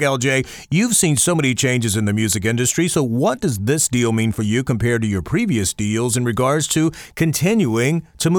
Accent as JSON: {"language": "English", "region": "the South", "country": "United States", "tie": "born or raised there", "said": "I grew up in the South."}